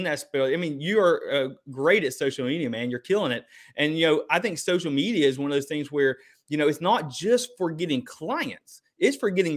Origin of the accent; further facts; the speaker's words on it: Eastern Kentucky, United States; I grew up in Eastern Kentucky